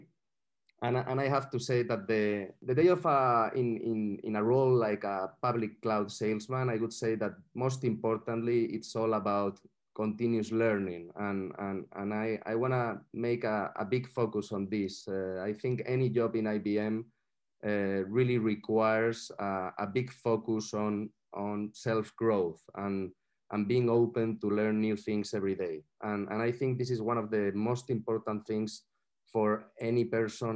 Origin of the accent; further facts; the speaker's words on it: Madrid, Community of Madrid, Spain; I'm from Madrid